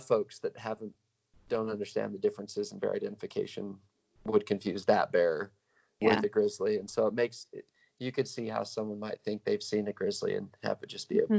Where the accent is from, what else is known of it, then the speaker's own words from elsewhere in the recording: Salmon, Idaho, United States; I grew up in Salmon. I think we talked about that. So I was just down the road over on the Idaho side